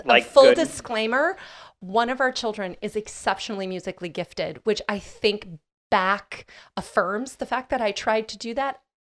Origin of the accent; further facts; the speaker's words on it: Midwest, United States; especially in the small Midwest, town I grew up in the Midwest, you know, absolutely no drinking